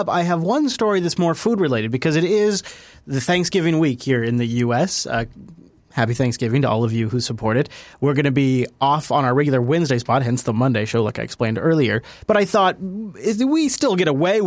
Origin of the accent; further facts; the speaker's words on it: Pacific Northwest, United States; I'm from the Pacific Northwest